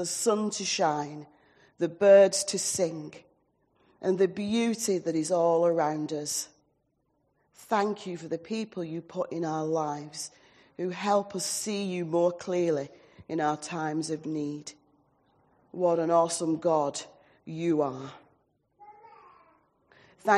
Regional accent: Oldham, North West England, United Kingdom; also born or lived in Blackpool / Southport / Stourbridge; now in New Longton, United Kingdom; I am an Oldham lass, born and bred in Oldham, so I'm a Lancashire lass

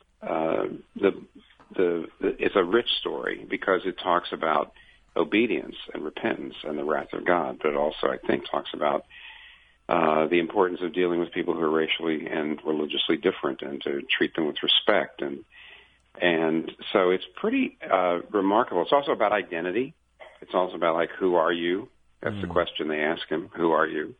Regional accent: United States; I'm a Christian first, and I'm an American second

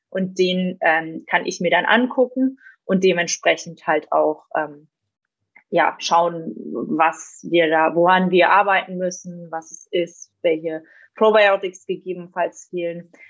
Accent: Switzerland; meine Eltern zum Beispiel, die gehen immer ähm, in der Schweiz eben, wo ich herkomme, auf einen Biobauernhof

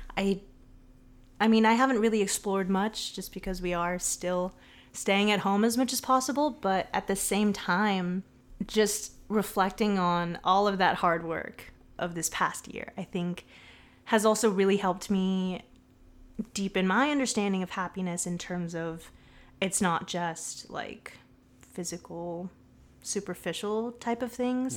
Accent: Southern California, United States; also born or lived in Boston / Los Angeles; now in San Francisco Bay Area, United States; I'm from Southern California. born and raised.

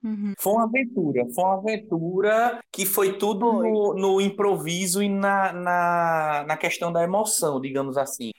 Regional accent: Recife, Pernambuco, Brazil; A gente é de Recife.

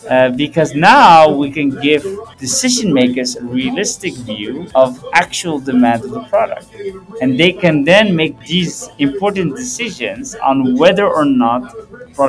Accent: Purmerend, North Holland, Netherlands; Because growing up in Purmerend, it has its positives and negatives.

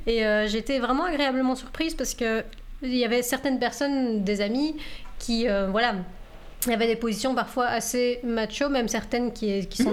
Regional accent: Belgium; accent: French; moved away as an adult; now in Canada; je viens de Belgique et je suis arrivée au Canada il il y a six ans

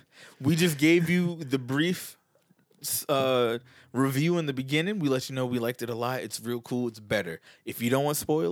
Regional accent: Queens, New York, United States; The one, I'm from Queens, bro.

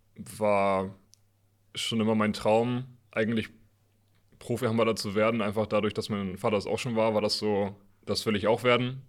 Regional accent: Northern Germany, Germany; als Norddeutscher

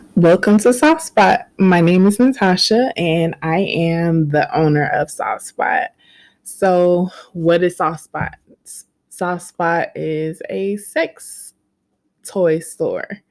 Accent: Georgia, United States; I'm, was born and raised in Georgia.

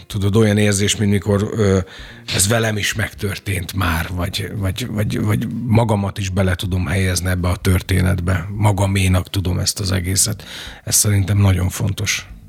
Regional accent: Doboz, Békés, Hungary; also born or lived in Gyula; én dobozon nőttem föl egy, egy, egy hát nagy község, ahol 5000 ember mhm. lakik

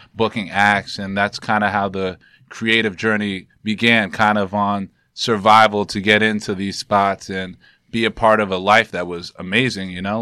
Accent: New York City, New York, United States; I'm from, I'm born and raised in Harlem

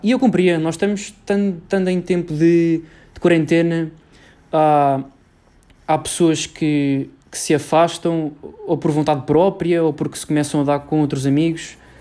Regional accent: Cascais, Lisbon, Portugal; sou de Lisboa, uh, mais precisamente de Cascais

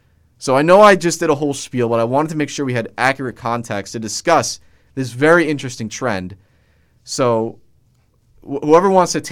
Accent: New Jersey, United States; now in Long Island, United States; In my home state of New Jersey, the great Garden State, 70% of all moves are departures.

